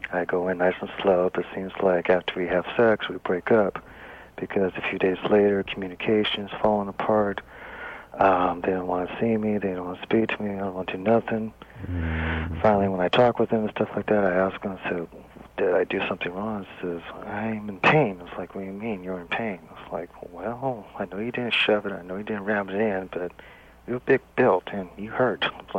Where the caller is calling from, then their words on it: Bakersfield, California, United States; Yeah, I'm calling from Bakersfield.